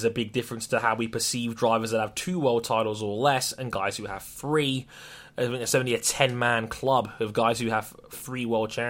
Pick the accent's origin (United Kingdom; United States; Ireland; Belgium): United Kingdom; We're British